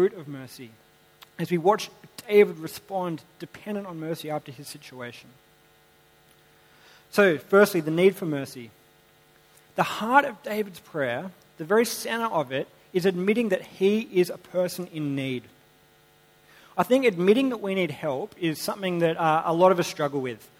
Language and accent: English; Sydney, New South Wales, Australia; I grew up in Sydney.